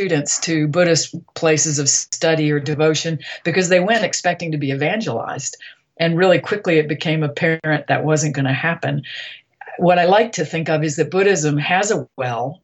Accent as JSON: {"language": "English", "region": "Deep South", "country": "United States", "said": "I come from the Deep South, where religion is frequently at war with science"}